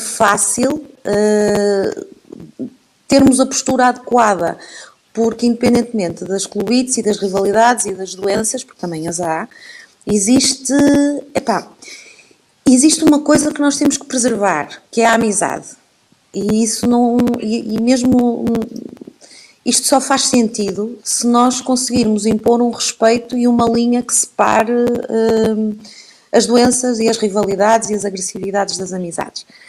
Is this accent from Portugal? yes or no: yes; Porto, Norte, Portugal; aqui no Porto, sim, eu sou tripeira de Gema, uh, nasci mesmo no centro do Porto